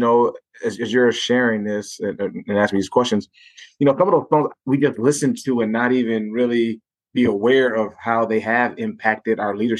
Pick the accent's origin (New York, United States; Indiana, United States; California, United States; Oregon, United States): Indiana, United States; Gary; it made me go back to when I was growing up in Gary, Indiana for those years.